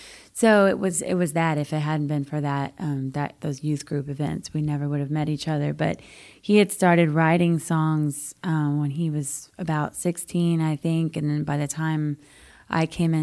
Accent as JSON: {"language": "English", "town": "New Braunfels", "region": "Texas", "country": "United States", "tie": "born or raised there", "moved": "as an adult", "lives_now": "Nashville, United States"}